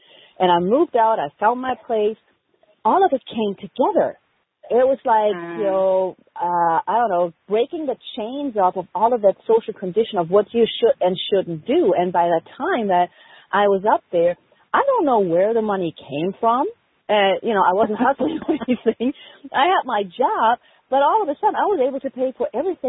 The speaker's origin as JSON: {"language": "English", "country": "Germany", "moved": "yes", "said": "I had no family over here because I'm originally from Germany"}